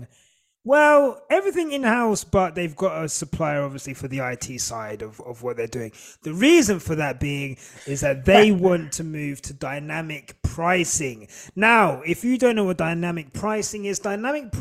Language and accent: English; United Kingdom; I'm Black British more than I am British